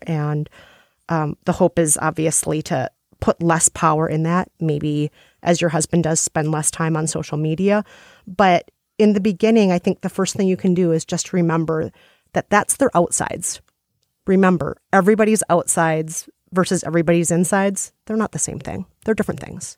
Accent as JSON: {"language": "English", "region": "Minnesota", "country": "United States", "said": "as a Minnesotan."}